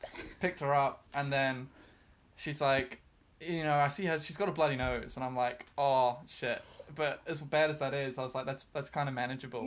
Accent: New Zealand; moved away as an adult; now in Brighton, United Kingdom; I'm from New Zealand

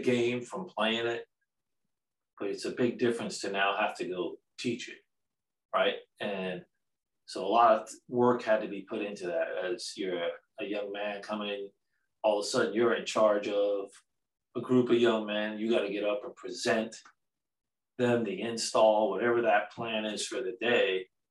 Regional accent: Long Island, New York, United States; moved away as an adult; being a New York kid growing up in Long Island

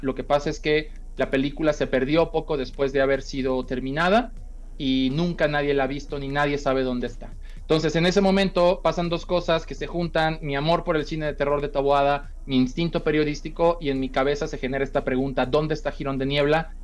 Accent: Sinaloa, Mexico; como soy de Sinaloa

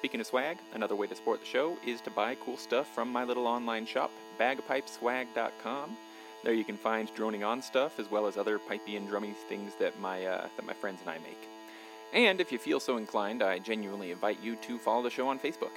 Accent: Payson, Utah, United States; I grew up down in Payson

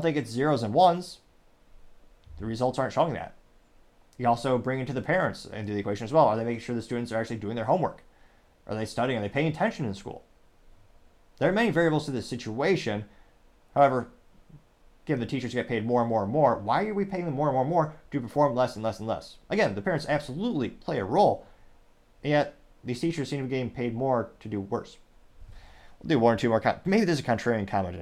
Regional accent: Midwest, United States; I was a child growing up in the Midwest.

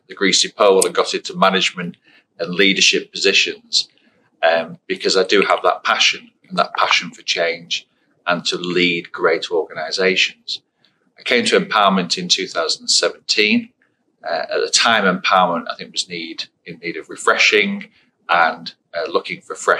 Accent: Blackpool, North West England, United Kingdom; I was born and raised in Blackpool on the Fylde Coast

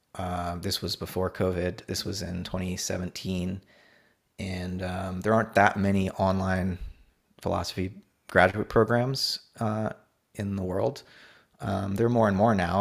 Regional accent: Hollywood, Florida, United States; also born or lived in Orlando, Florida; I grew up in South Florida, uh, on the East Coast, um, a town called Hollywood

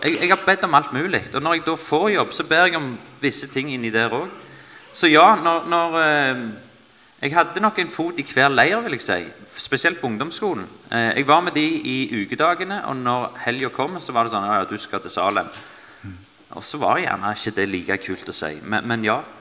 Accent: Stavanger, Rogaland, Norway; Jeg er eh, født og oppvokst i Stavanger

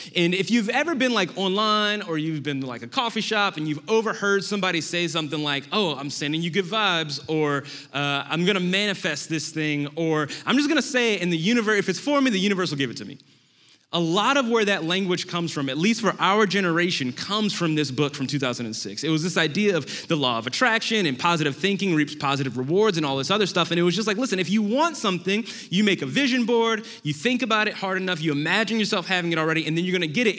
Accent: New Orleans, Louisiana, United States; moved away; I am from New Orleans, Louisiana originally

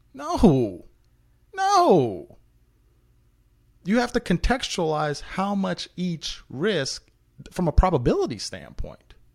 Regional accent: Memphis, Tennessee, United States; English is a second language; we got placed in Memphis, in North Memphis in particular. Um, well, I, I mean, I was one of, like, two white kids in my whole school, and I don't speak English

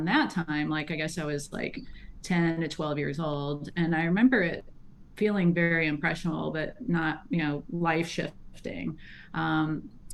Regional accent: St. Louis, Missouri, United States; I was born and raised in St. Louis, Missouri, Midwestern girl

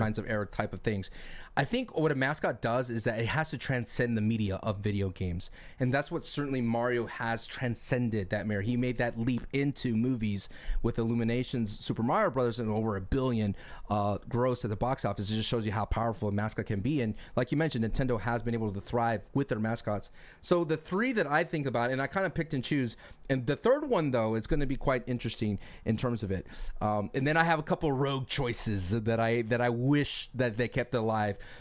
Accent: Austin, Texas, United States; now in California, United States; I'm moving from California over to Texas, back to my hometown of Austin

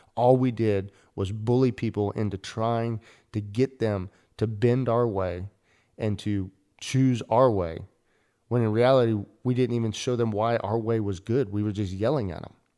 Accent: United States; as an American church

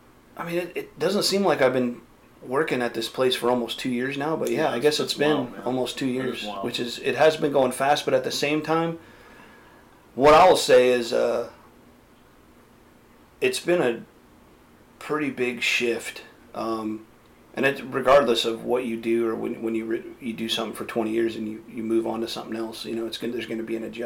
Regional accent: California, United States; also born or lived in Los Angeles / Sacramento; Originally from California. I moved around a lot growing up. I spent some time in northern, southern. I was born in L.A., bounced around, ended up in Sacramento area

